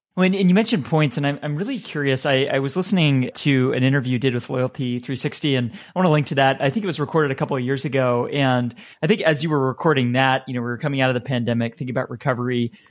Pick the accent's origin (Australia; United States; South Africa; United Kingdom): United States; being an American